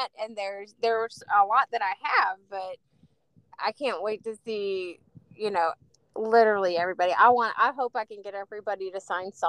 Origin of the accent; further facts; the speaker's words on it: West Virginia, United States; I'm from West Virginia